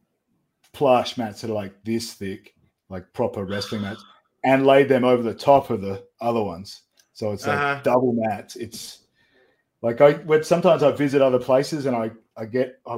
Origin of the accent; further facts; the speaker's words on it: Adelaide, South Australia, Australia; We got just over 1 million people here.